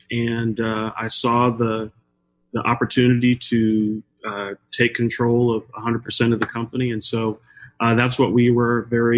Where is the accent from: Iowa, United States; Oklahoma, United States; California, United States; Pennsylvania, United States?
California, United States; Pomona; now in Kansas City, United States; I'm a California native, grew up in Pomona, California, and attended college at California State Polytechnic University, Pomona.